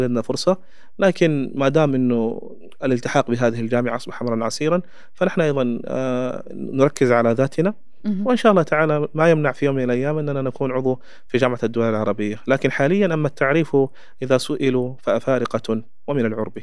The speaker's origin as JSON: {"language": "Arabic", "country": "Chad", "second_language": "Arabic", "said": "أنا كتشادي"}